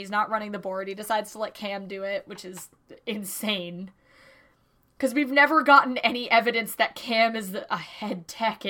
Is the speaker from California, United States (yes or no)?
no; Hudson Valley, upstate New York, United States; I'm from New York, and that's wrong. I'm from upstate New York. I'm from the motherfucking apple region, Hudson Valley.